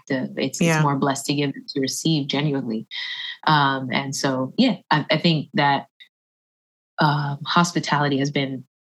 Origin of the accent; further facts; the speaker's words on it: Puerto Rico; yeah, I'm Puerto Rican by the way, so I have the Taino blood. Like you know, we just love the island.